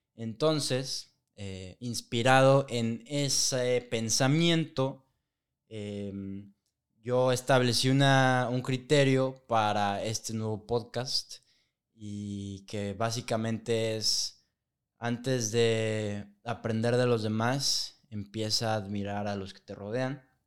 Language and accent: Spanish; Guadalajara, Jalisco, Mexico; also born or lived in Burlington, Canada; nosotros somos de Guadalajara